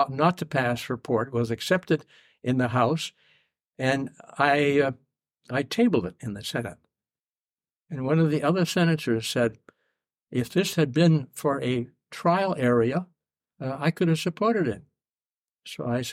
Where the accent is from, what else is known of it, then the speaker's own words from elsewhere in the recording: Augusta, Maine, United States; also born or lived in Plattsburgh, New York; I was born in Plattsburgh, New York, and my family moved to Maine in 1935. My father was a paper engineer, and he came to Maine to start to convert a mill that had been shut down during the Depression. We settled in Augusta